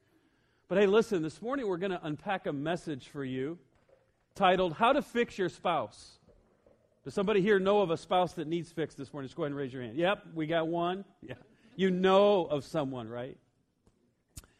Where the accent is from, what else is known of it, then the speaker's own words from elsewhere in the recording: Iowa, United States; I'm all the way from Iowa